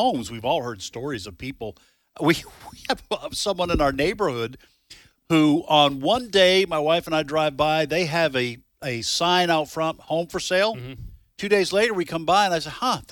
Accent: Mississippi, United States; here in my home state of Mississippi

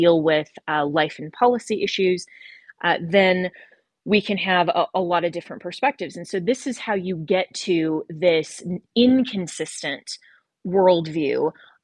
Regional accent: United States; I am an American

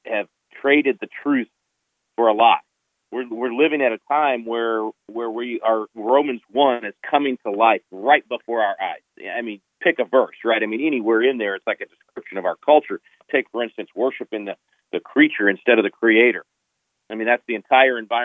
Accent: Texas, United States; my home state of Texas

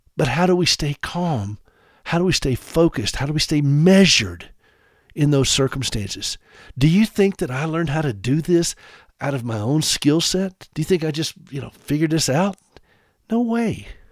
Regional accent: South Carolina, United States; I grew up in South Carolina

